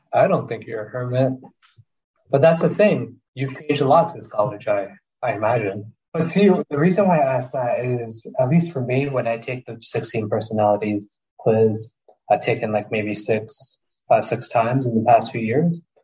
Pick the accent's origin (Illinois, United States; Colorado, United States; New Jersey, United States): New Jersey, United States; Jersey City; growing up in Jersey City was fucking crazy